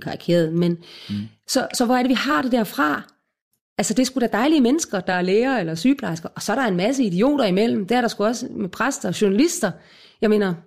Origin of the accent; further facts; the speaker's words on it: Odense, Southern Denmark, Denmark; Jeg er født og opvokset i Odense